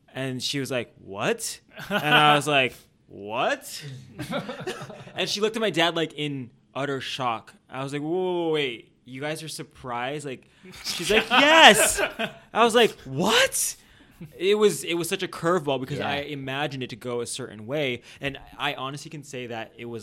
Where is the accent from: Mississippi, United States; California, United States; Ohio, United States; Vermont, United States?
California, United States; San Diego; now in Los Angeles, United States; I grew up in San Diego